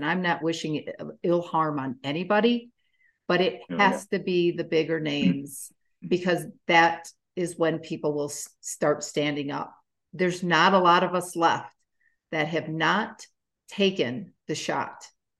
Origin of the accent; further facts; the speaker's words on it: United States; I'm an American citizen.